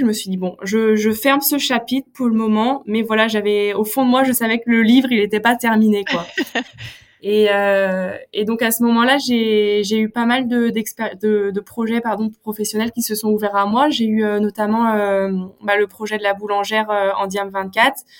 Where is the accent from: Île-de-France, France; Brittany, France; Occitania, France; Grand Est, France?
Brittany, France; North Finistère; moi je suis issue du Finistère Nord.